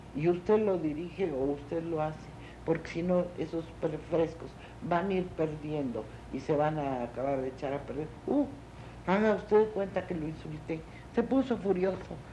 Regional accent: Mexico; amo mucho a mi pueblo, amo mucho a mi país y me encanta, me parece precioso

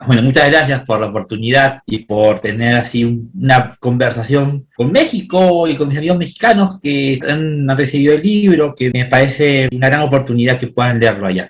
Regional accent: Peru; muchos peruanos

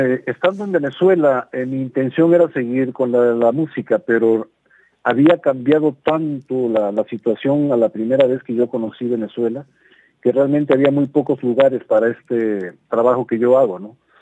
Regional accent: Mexico; also born or lived in Guadalajara, Jalisco; ya estando acá nuevamente en mi país

